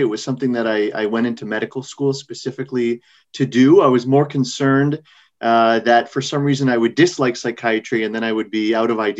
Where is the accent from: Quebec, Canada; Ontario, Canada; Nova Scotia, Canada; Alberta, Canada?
Quebec, Canada; Montreal; moved away as an adult; now in New York, United States; I grew up in Canada. I born and raised in Montreal.